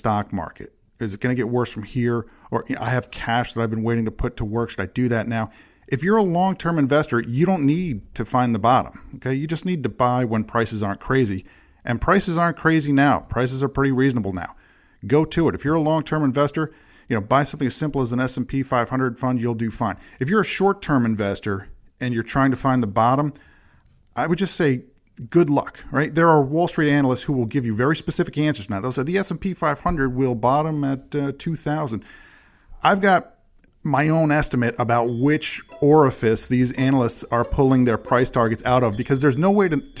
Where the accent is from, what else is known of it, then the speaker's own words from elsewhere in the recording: United States; as an American